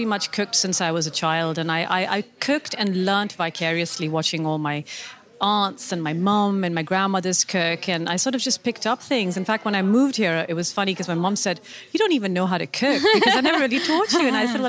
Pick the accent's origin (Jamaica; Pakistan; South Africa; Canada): Pakistan; Karachi, Sindh; moved away as an adult; now in United Kingdom; I grew up in Karachi, in the southern part of Pakistan, and I spent my whole life there. And I don't think I actually realized how definitive the flavors that I grew up with were until I moved to the UK about 12 years ago.